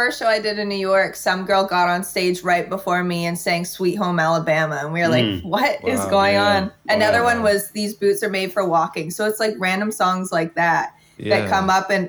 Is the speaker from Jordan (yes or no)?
no; Ottawa, Ontario, Canada; moved away as an adult; now in Toronto, Canada; I was from Ottawa